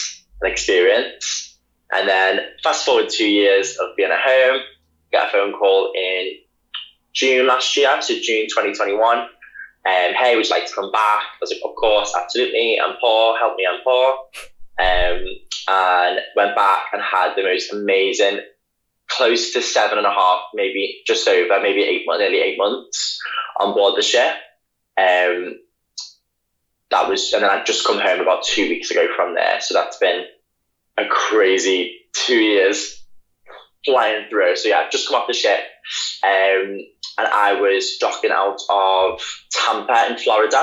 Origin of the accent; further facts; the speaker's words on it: Liverpool, North West England, United Kingdom; moved away; also born or lived in Leeds / London; I am from Liverpool